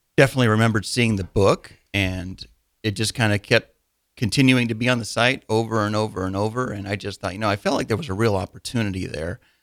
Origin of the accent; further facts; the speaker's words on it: Wymore, Nebraska, United States; I grew up in Wymore, Nebraska.